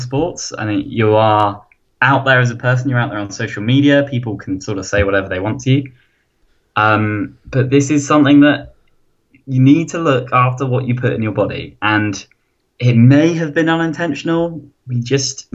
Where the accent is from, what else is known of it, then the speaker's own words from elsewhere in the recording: United Kingdom; I'm British